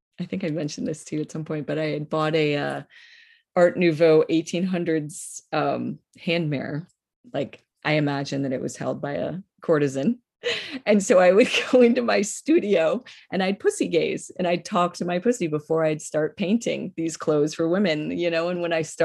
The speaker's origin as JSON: {"language": "English", "region": "Northeast", "country": "United States", "said": "I'm from the Northeast"}